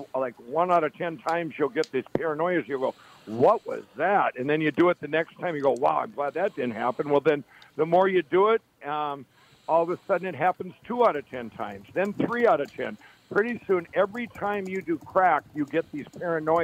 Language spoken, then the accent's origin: English; Chaska, Minnesota, United States; also born or lived in Carver, Minnesota; I grew up in Chaska, and Carver, Minnesota